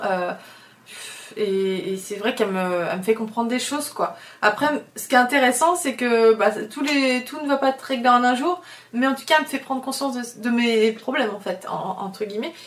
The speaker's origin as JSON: {"language": "French", "area": "Oléron", "region": "Nouvelle-Aquitaine", "country": "France", "moved": "yes", "lives_now": "Paris, France", "said": "je suis très bien entourée à Oléron, parce que c'est de là d'où je viens et que vraiment c'est mes racines et que j'ai des potes depuis toujours là-bas"}